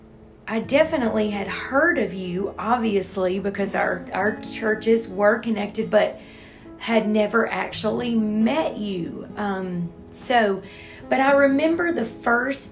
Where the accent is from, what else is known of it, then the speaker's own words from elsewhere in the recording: Louisiana, United States; moved away; also born or lived in Texas; I moved here from Texas, born and raised in Louisiana